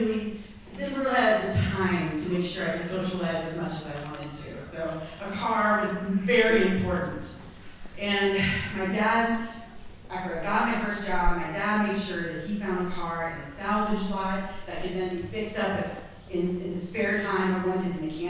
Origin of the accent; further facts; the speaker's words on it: Clinton County, Illinois, United States; moved away as an adult; now in St. Louis, United States; I'm from Clinton County, Illinois